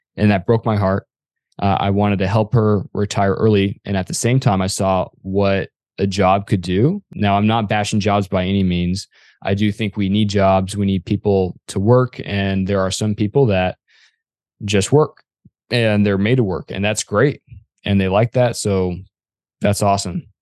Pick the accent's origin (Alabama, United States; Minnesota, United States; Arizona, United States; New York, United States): Arizona, United States; I am from Arizona